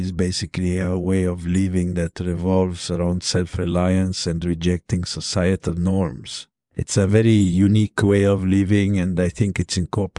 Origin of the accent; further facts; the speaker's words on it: Italy; I was born in Italy in the early 1990s. Grew up in a fairly typical suburban neighborhood